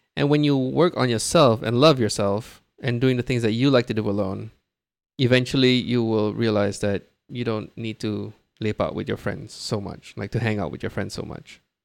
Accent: Brunei; now in Singapore; I was born and raised in Brunei

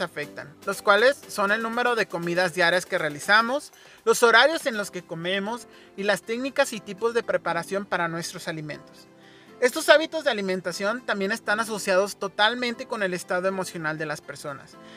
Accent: Mexico; como mexicanos nos vemos expuestos

